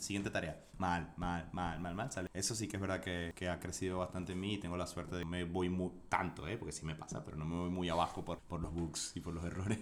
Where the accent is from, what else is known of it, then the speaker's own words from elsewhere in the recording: Venezuela; moved away as an adult; also born or lived in Buenos Aires, Argentina / Chile; now in Spain; Soy venezolano